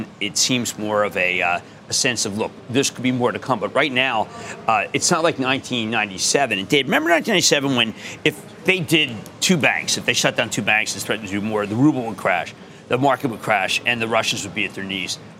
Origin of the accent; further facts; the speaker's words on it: Philadelphia, Pennsylvania, United States; I'm from Philly.